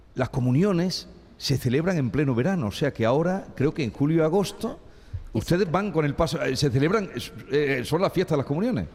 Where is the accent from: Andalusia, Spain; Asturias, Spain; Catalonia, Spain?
Andalusia, Spain; Los Pedroches, province of Córdoba; en mi pueblo, que es en los Pedroches, al norte de la provincia de Córdoba